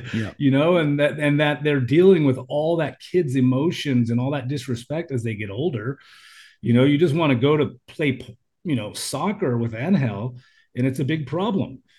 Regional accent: United States; moved away as an adult; now in Thailand; when I was young, being an American

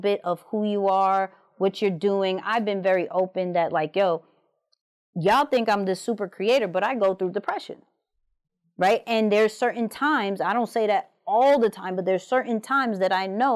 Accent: New York, United States; I'm from New York

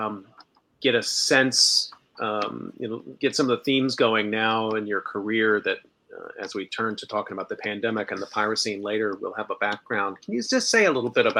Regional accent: Texas, United States; I grew up in Texas

